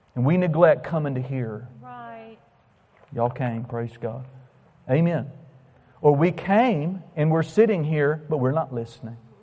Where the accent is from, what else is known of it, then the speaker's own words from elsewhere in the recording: United States; I'm an American